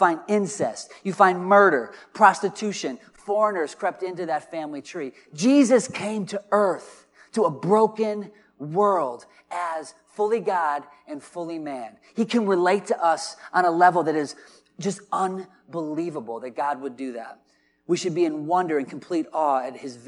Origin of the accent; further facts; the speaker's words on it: Dubuque, Iowa, United States; moved away; I'm from Dubuque, and hockey's a little bit of a bigger culture up there